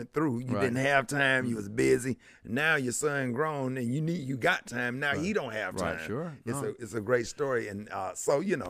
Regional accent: Birmingham, Alabama, United States; born or raised there

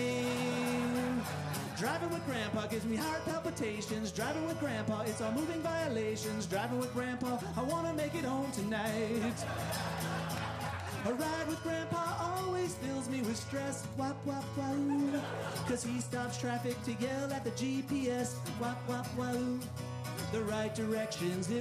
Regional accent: Illinois, United States; I grew up in the Midwest. I grew up in Illinois

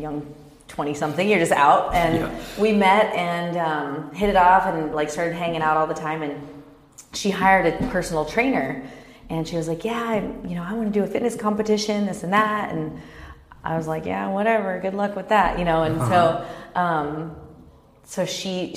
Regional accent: Kansas, United States; also born or lived in Dallas, Texas; now in Orange County, United States; I grew up in Kansas

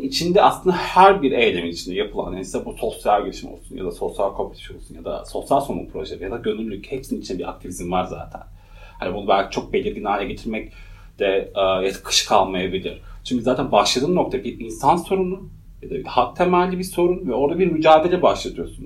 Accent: Malatya, Turkey; moved away as an adult; also born or lived in Edirne; doğduğum şehir Malatya. Malatya çok küçük bir yer

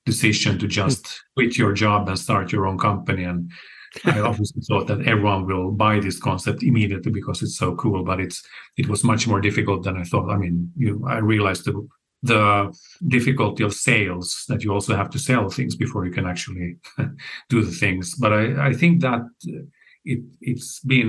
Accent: Finland; moved away as an adult; also born or lived in Stockholm, Sweden; now in Sweden; I'm originally from Finland, and then I moved to Sweden about 20 years ago.

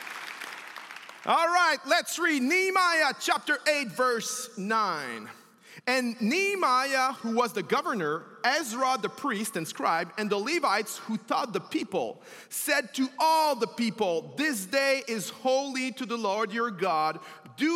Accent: Quebec, Canada; accent: French; first language French; English is a second language; also born or lived in Montreal; I'm French, if you haven't seen. My accent, I'm a Quebecois, I'm a French-speaking person

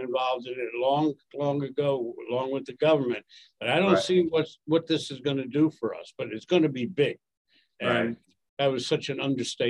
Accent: Washington, United States; moved away; I went to Washington, which is my hometown anyway.

